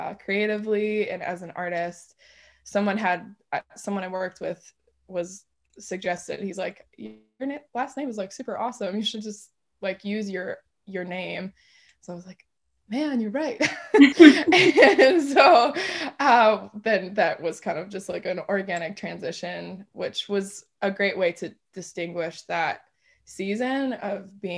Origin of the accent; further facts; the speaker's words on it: Dearborn, Michigan, United States; I'm from Dearborn, Michigan originally